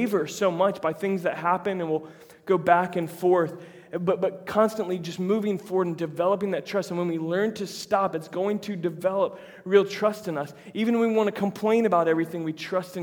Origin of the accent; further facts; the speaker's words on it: United States; we're American